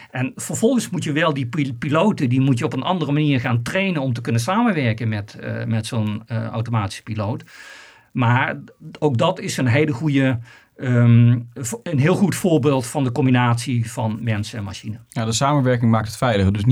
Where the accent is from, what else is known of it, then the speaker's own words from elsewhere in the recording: Netherlands; als Nederlander kun je daar zeker trots op zijn.